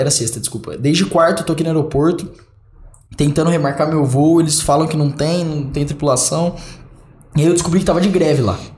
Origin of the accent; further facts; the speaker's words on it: Brazil; sou brasileiro